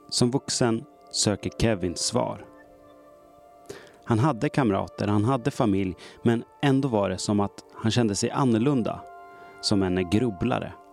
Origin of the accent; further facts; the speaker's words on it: outside Malmö, Skåne, Sweden; I barndomen i en mindre skånsk by för mer än 40 år sedan. Jag är uppväxt utanför Malmö.